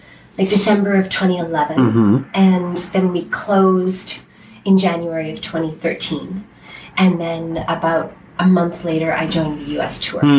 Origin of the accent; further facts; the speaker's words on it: Victoria, British Columbia, Canada; moved away as an adult; also born or lived in Winnipeg / England; I grew up in Victoria, went to UVic, and then did a show at Bard on the Beach for a couple of shows, like a season, and then ended up getting a job in Winnipeg from that, and lived in Winnipeg for about 9 years